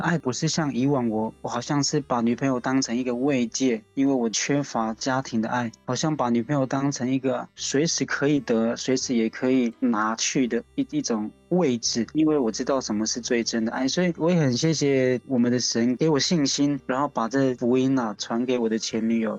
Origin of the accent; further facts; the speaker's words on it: Haiduan, Taitung County, Taiwan; 我是来自台东海端乡的 的布农族